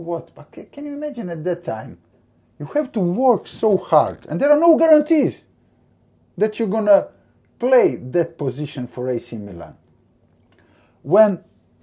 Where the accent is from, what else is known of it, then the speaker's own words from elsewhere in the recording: Split, Split-Dalmatia County, Croatia; English is a second language; moved away as an adult; now in London, United Kingdom; my hometown, Split